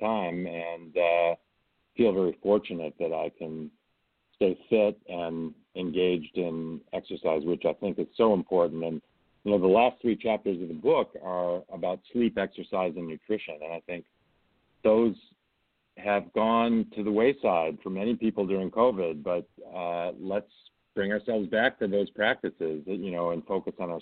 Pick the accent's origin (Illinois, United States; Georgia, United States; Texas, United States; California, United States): Illinois, United States; outside of Chicago; now in Stanford, United States; I grew up outside of Chicago